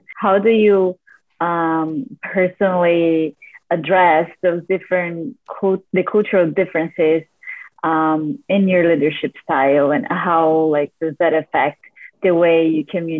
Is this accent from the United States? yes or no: no; Brazil; I'm from Brazil